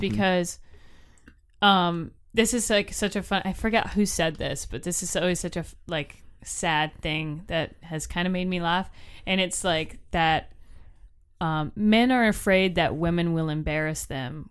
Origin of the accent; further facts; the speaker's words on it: Florida, United States; I'm from Florida